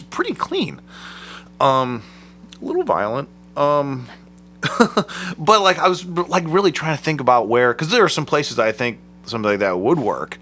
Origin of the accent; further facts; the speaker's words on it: Akron, Ohio, United States; I'm from Akron